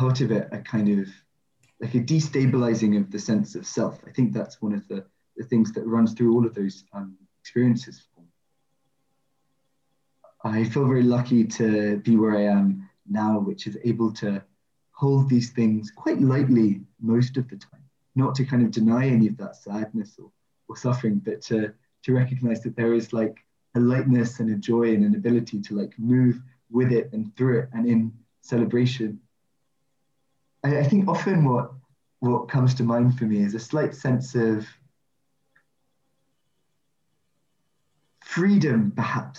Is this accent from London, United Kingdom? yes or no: yes; London, United Kingdom; I grew up in Ealing